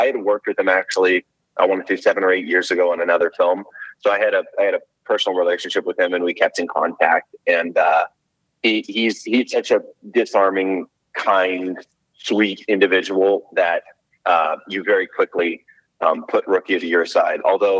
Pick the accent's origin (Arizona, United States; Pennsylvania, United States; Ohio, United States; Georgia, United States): Arizona, United States; Scottsdale; Scottsdale, Arizona.